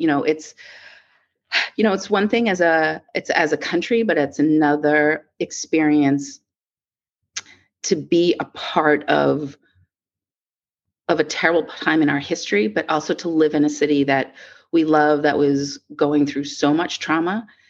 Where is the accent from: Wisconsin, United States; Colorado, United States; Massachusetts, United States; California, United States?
Massachusetts, United States; Boston; also born or lived in New York; when I grew up here in the Boston area